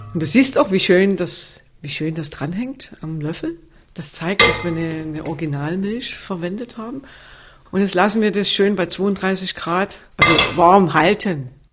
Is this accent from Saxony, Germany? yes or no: yes; Sörnewitz, Saxony, Germany; ursprünglich stamme ich aus Surnewitz bei Meißen.